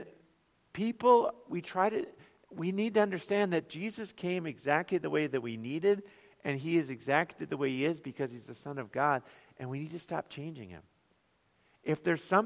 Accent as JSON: {"language": "English", "town": "Bemidji", "region": "Minnesota", "country": "United States", "tie": "born or raised there", "said": "I grew up in Bemidji"}